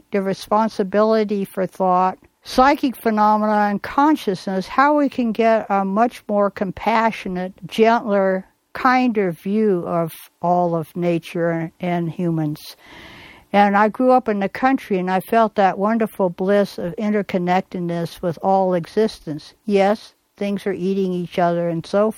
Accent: Bay Area, California, United States; I grew up in the Bay Area in California

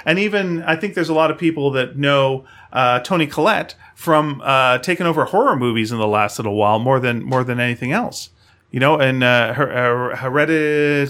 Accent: Canada; we're Canadian

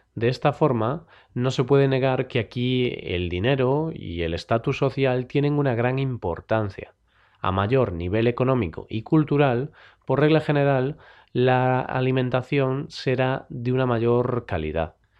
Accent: Spain; los españoles

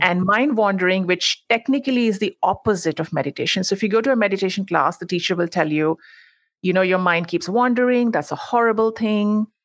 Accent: India; moved away as an adult; now in United States; I'm actually originally from India. That's where I grew up, and I moved to the U S for grad school, decided to stay on.

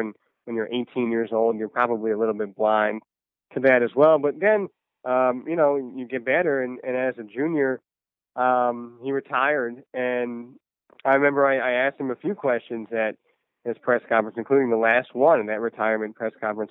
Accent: New Jersey, United States; Me and my dad would listen to the Mets on the radio all the time growing up in New Jersey

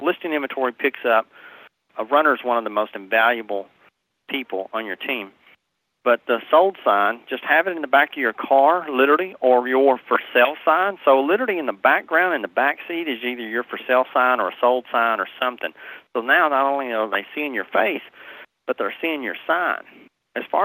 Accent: Nashville, Tennessee, United States; moved away; also born or lived in Hendersonville, Tennessee; I'm born and raised in Nashville, Tennessee. My accent's not going anywhere.

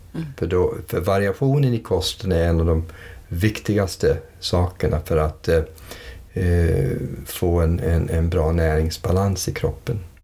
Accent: United States; moved away as an adult; flyttade vi till USA 58. Och sen växte jag upp i USA under 20 års tid.

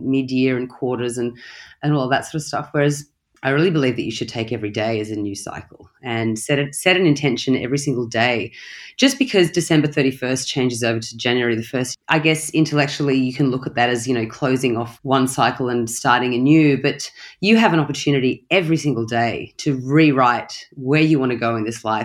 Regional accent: Australia; moved away; also born or lived in London / Bali; I am from Australia, but I am a citizen of the world. I've lived in London. I've lived in Bali

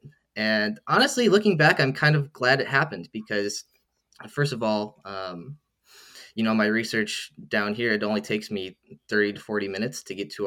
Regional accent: Iowa, United States; moved away; I'm actually from the US and I grew up in Iowa

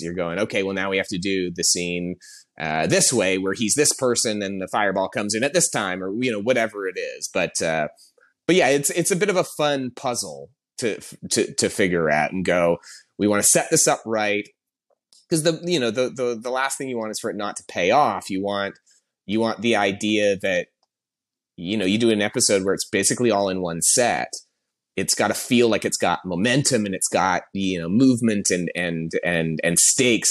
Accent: Canada; moved away as an adult; also born or lived in Toronto; now in Los Angeles, United States; I'm Canadian. I, I, I've been in L A for about ten years now, but I, I came up, uh, working in Toronto

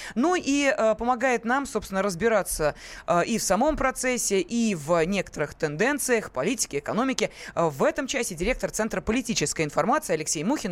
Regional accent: Moscow, Russia; мы, москвичи

